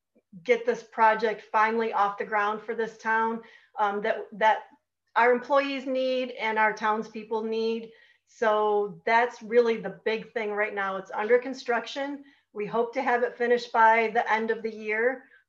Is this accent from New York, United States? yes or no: yes; Marcellus, New York, United States; is born and raised in Marcellus. My husband and I live here.